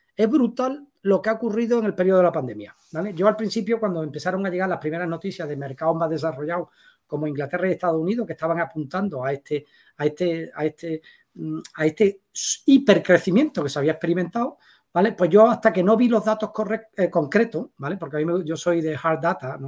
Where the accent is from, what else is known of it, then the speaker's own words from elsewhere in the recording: Seville, Andalusia, Spain; yo soy un sevillano con cinco hijos, 53 años, tres perros